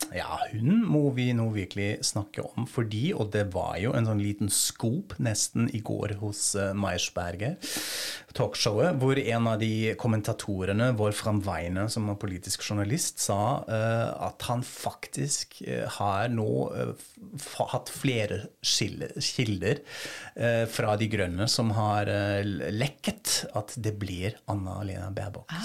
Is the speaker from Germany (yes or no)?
yes; Germany; moved away